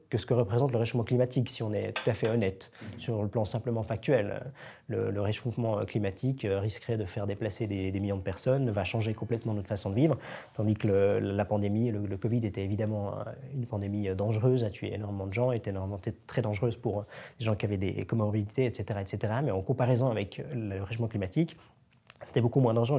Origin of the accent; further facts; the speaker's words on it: Switzerland; en tant que Suisse